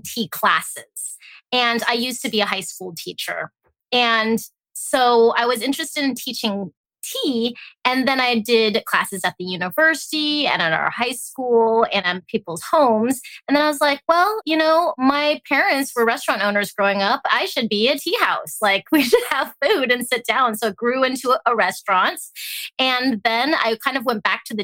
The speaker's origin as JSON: {"language": "English", "region": "Alaska", "country": "United States", "tie": "born or raised there", "also_born_or_lived": "Hong Kong", "said": "I was born in Hong Kong and I grew up in Alaska."}